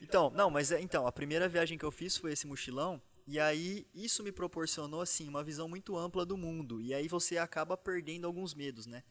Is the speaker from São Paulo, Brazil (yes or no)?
yes; São Carlos, São Paulo, Brazil; Eu sou do interior de São Paulo, sou de São Carlos